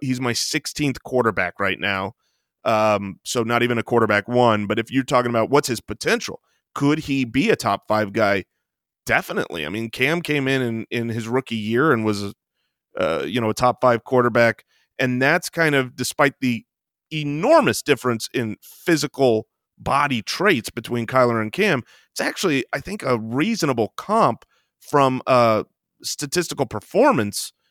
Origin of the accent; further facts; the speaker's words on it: Phoenix, Arizona, United States; we are from Phoenix